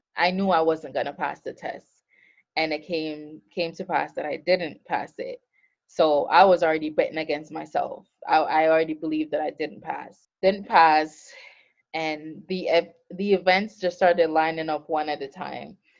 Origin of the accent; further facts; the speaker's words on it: Montego Bay, Jamaica; also born or lived in Florida / New Jersey; now in Atlanta, United States; I am currently located in Atlanta, Georgia, um, but I'm originally from Montego Bay, Jamaica